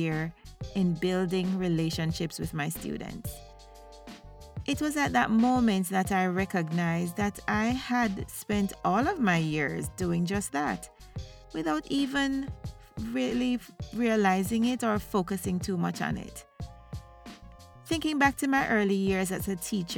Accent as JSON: {"language": "English", "country": "Jamaica", "moved": "yes", "lives_now": "United States", "said": "I'm a Jamaican educator living in the United States of America"}